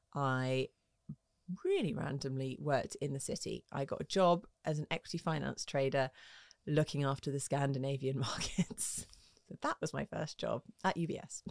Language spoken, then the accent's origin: English; Twickenham, London, United Kingdom; also born or lived in Hammersmith; grew up in Twickenham